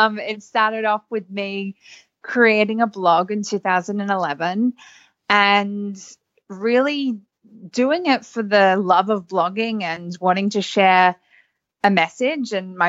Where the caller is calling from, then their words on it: Sydney, New South Wales, Australia; I'm calling in from Sydney, Australia.